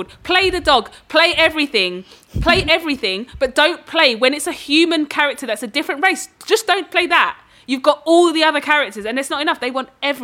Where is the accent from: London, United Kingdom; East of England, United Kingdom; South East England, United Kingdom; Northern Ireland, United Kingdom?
London, United Kingdom; Dagenham; I grew up in Dagenham